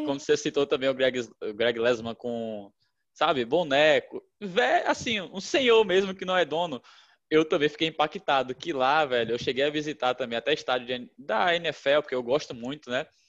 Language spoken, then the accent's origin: Portuguese; Salvador, Bahia, Brazil; moved away; eu ia para Salvador, que é minha terra